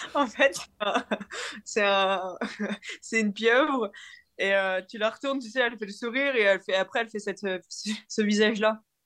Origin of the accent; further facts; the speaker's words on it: the Nord, Hauts-de-France, France; j'ai grandi dans le Nord, j'ai été à l'école dans le Nord